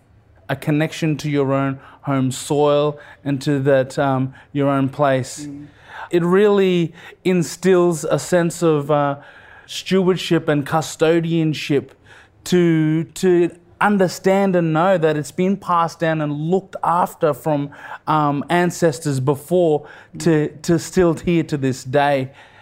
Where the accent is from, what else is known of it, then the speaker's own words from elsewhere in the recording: Queensland, Australia; It was a beautiful childhood growing up in Far North Queensland, and also childhood up in the Torres Strait.